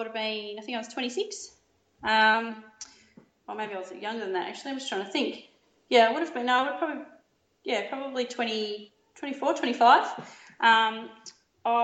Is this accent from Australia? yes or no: yes; Yamba, New South Wales, Australia; moved away as an adult; also born or lived in Melbourne; My pop used to drive me over to Ballina to do my training. I was from Yamba, so it's about 1 hour 15.